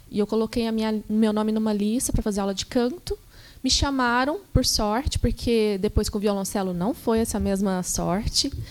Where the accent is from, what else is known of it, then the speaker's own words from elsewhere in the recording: Passos, Minas Gerais, Brazil; Eu sou mineira, sou do sul de Minas, uhum. de uma cidade chamada Passos.